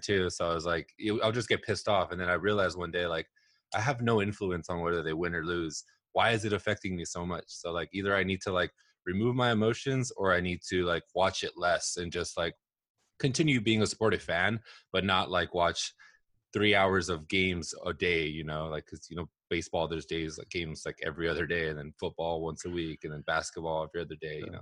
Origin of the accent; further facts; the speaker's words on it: Southern California, United States; also born or lived in Los Angeles / Bay Area; I grew up here in Southern California, actually. I was born in Los Angeles. Um, I moved around a ton growing up